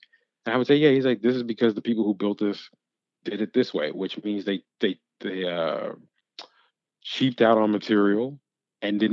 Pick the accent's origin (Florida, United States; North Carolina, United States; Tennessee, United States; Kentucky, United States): Kentucky, United States; Louisville; moved away; also born or lived in New York; I'm from Louisville